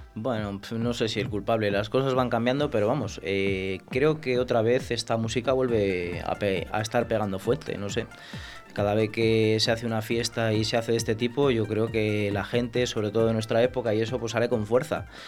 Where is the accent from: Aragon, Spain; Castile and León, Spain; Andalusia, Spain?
Castile and León, Spain; Pedrajas de San Esteban; Estuve muchos años ahí en, mi pueblo, en la Picnic, eh, en Pedrajas de San Esteban